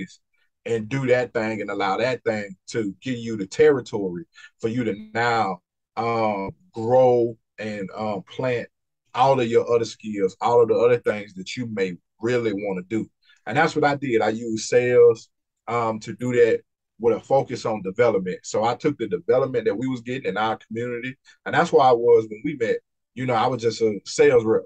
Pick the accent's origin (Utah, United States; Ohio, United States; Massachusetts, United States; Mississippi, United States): Mississippi, United States; being from Mississippi